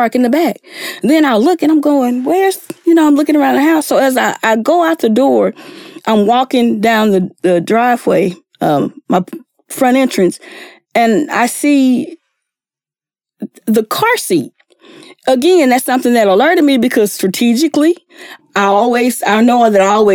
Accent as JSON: {"language": "English", "region": "East Texas", "country": "United States", "moved": "yes", "said": "I'm from East Texas."}